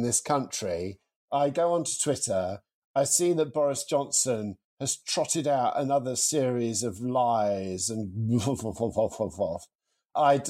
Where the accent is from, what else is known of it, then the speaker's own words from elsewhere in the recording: United Kingdom; I am white British and male